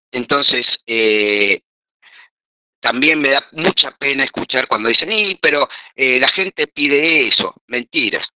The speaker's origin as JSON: {"language": "Spanish", "country": "Argentina", "said": "nosotros como argentinos"}